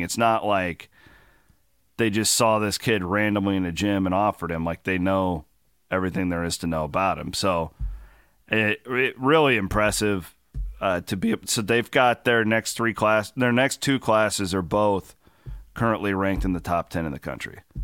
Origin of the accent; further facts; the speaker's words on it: Clarinda, Iowa, United States; moved away; if you go back to my hometown, so where you, we live in Clorinda